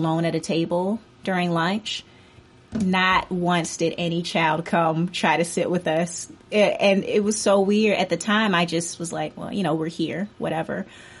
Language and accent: English; Atlanta, Georgia, United States; I grew up in Atlanta, and I grew up in the southwest suburbs of Atlanta